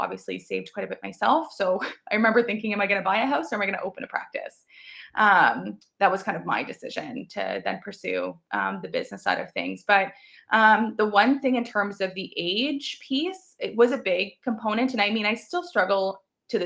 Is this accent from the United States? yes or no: no; Chatham, Ontario, Canada; also born or lived in London, Ontario; to be in my hometown was huge because I already knew quite a few people, right, growing up there